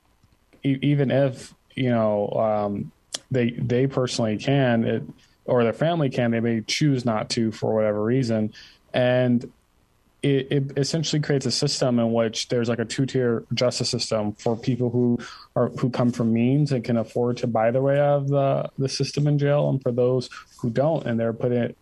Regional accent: Ann Arbor, Michigan, United States; I'm just from Ann Arbor, Michigan.

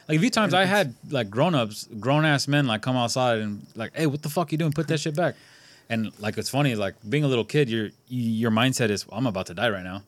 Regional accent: California, United States; we grew up in California

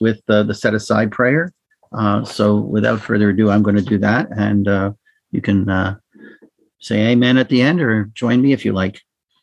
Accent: Toronto, Ontario, Canada; I was born in Toronto to two Holocaust parents who produced a particularly dysfunctional home that I grew up

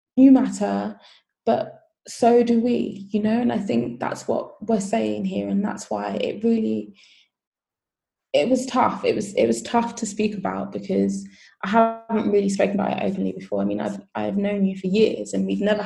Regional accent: United Kingdom; I am Nigerian by heritage, British by um, citizenship. And so when my parents um, migrated to the UK, it was so that they could have their kids here

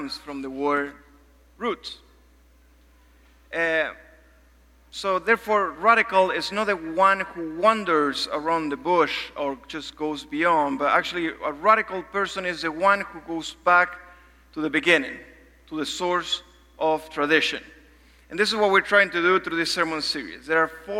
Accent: Argentina; moved away; also born or lived in Uruguay; I'm from Argentina

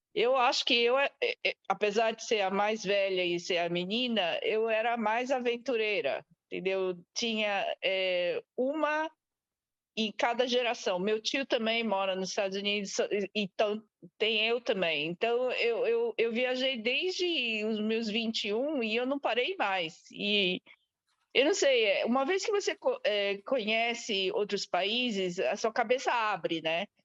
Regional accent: Brazil; moved away as an adult; now in Australia; E eu saí do Brasil a primeira vez quando eu tinha 21, na verdade. Então vai fazer trinta e tantos anos fora do Brasil.

